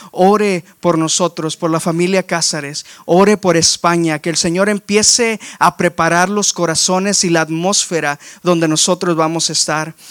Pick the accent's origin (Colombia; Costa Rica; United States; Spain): United States; McAllen, Texas; accent: español del valle; moved away as an adult; also born or lived in Waxahachie, Texas; now in Houston, United States; Yo nací, crecí aquí en, en, en McAllen, en en la gran ciudad y en la gran área que fluye de tamales y tacos, que es eh, el Valle de Texas